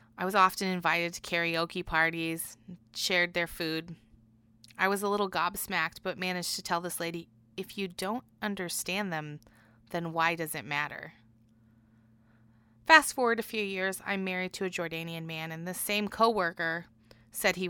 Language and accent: English; Bloomington, Indiana, United States; At Bloomington Hospital.